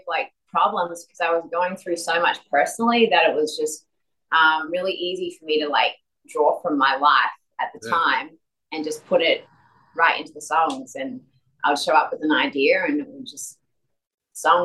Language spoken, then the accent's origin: English; Adelaide, South Australia, Australia; moved away; Adelaide, where I'm from